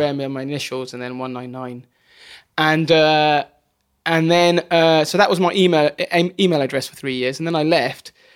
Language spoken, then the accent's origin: English; Bracknell, South East England, United Kingdom; also born or lived in Wokingham; just outside near Reading, a place called Bracknell.